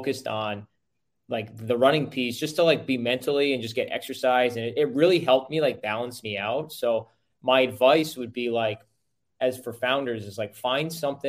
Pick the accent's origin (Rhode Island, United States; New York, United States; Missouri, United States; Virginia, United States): Rhode Island, United States; moved away as an adult; now in Sarasota, United States; I grew up in Rhode Island